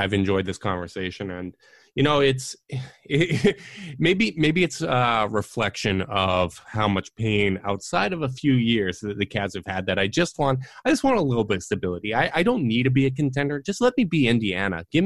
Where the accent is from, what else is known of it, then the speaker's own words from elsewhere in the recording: Canada; as a Canadian